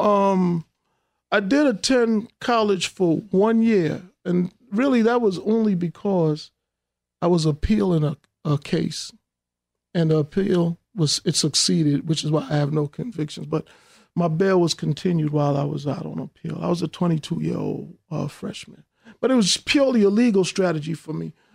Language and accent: English; New York City, New York, United States; I grew up in Hollis, Queens